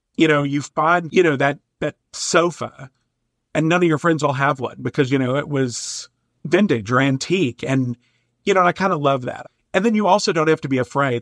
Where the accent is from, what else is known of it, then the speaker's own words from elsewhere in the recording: Eastern Kentucky, United States; now in Minnesota, United States; I grew up in Eastern Kentucky, which I think is one of the most beautiful places on the planet.